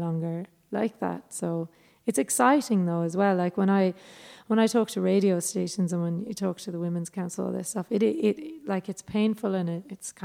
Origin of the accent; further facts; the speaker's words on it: Ireland; moved away as an adult; now in Australia; our history as Irish people